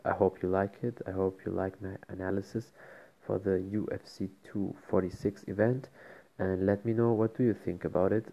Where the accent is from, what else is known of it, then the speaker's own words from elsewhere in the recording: Germany; I'm from Germany